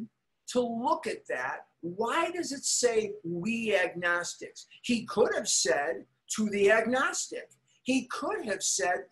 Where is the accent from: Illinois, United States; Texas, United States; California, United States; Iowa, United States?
Illinois, United States; Chicago; growing up in Chicago